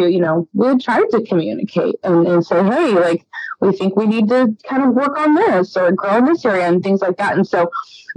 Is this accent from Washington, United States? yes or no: no; Dallas, Texas, United States; moved away as an adult; also born or lived in Hot Springs, Arkansas; I'm from Dallas, Texas